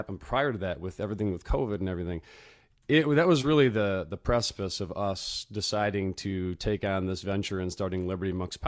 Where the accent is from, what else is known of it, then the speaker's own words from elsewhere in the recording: Lake Orion, Michigan, United States; Mike and I both grew up in a little town called Lake Orion, Michigan.